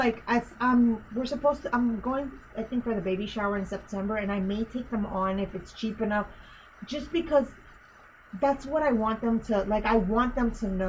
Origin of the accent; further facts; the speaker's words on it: Honduras; born there; it's my country because I was born in Honduras.